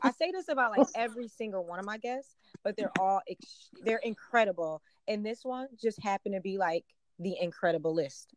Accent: Buffalo, New York, United States; I'm from Buffalo. I'm from Western New York

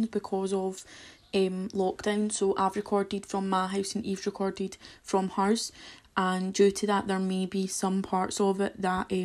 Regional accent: Kilmarnock, Scotland, United Kingdom; If you can't tell from the accents, we are from Ayrshire, we're from the lovely little town of Kilmarnock

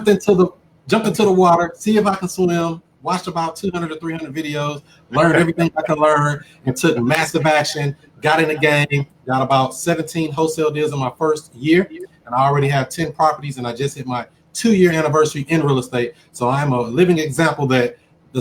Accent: St. Louis, Missouri, United States; born and raised in St. Louis, Missouri

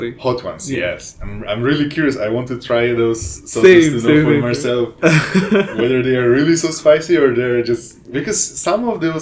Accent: Wrocław, Lower Silesian Voivodeship, Poland; English is a second language; moved away as an adult; also born or lived in China / Bangalore, India; now in Hyderabad, India; In my city in Wrocław

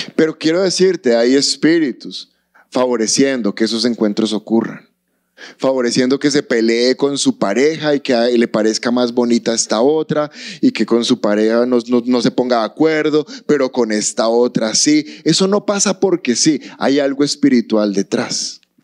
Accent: Colombia; Amamos nuestro país

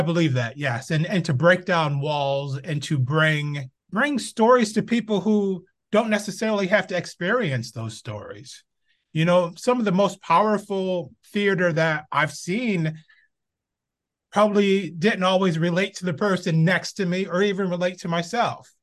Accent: Binghamton, New York, United States; moved away as an adult; now in Los Angeles, United States; I was born in Binghamton, New York, upstate New York. Uh, grew up all my, whew, I think I left in, I was twenty-one years old

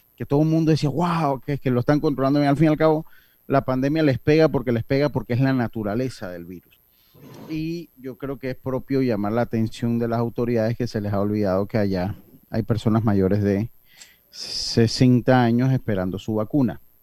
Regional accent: Herrera and Los Santos, Azuero, Panama; mi tierra

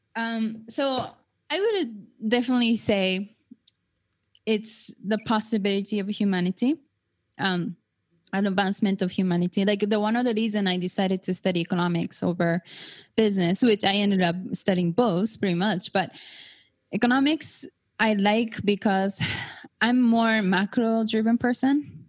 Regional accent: Japan; now in United States; I was born and raised in Japan

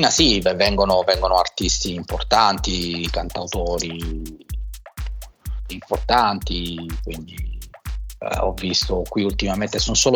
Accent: Taranto, Apulia, Italy; moved away as an adult; also born or lived in Bari / Rome; c'è Taranto, che è la mia città d'origine, poi c'è stata Bari dove ho studiato, poi mi sono trasferito a Roma dove, dove, dove sono stato eh, più o meno sei anni, poi c'è stata la Calabria per la, per la mia professione appunto

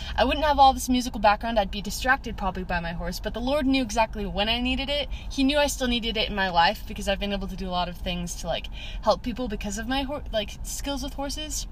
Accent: West Jordan, Utah, United States; also born or lived in Eagle Mountain, Utah / Provo, Utah; we grew up in West Jordan, Utah I was there for the majority of my life

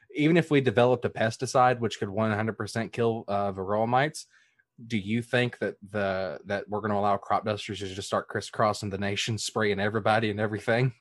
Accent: the South, United States; I come from the South

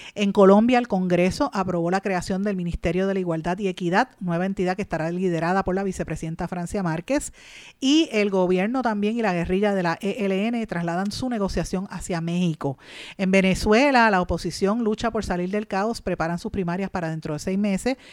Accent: Puerto Rico

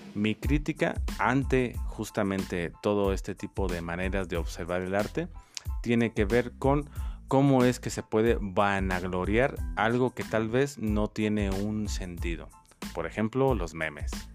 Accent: Dolores Hidalgo, Guanajuato, Mexico; also born or lived in Valle de Santiago; Soy originario de Valle de Santiago, pero desde mis primeros inicios de vida he existido aquí en Dolores Hidalgo.

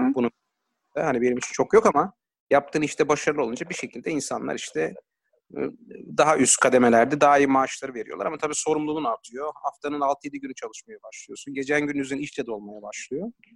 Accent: Ankara, Turkey; ben Ankaralıyım.

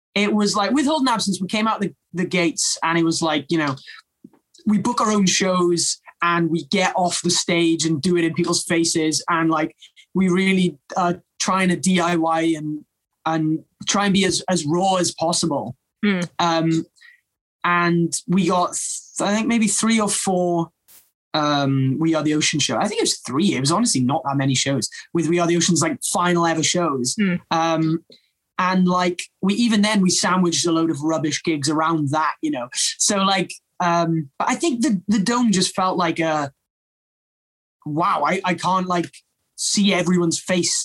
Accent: Wales, United Kingdom; it's just such a a big part of our culture

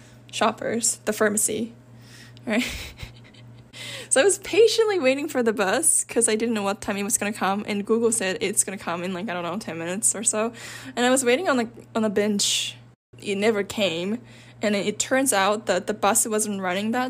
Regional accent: Osaka, Japan; I'm from Osaka

